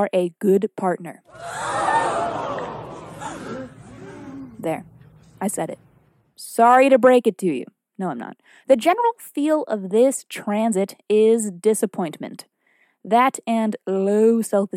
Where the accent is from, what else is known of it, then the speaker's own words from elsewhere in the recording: Salem, Massachusetts, United States; I was born in Witch City, Salem, Massachusetts